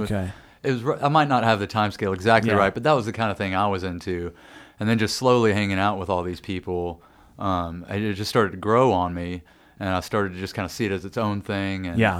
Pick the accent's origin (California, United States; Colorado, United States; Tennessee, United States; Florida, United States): Tennessee, United States; Nashville; growing up in Nashville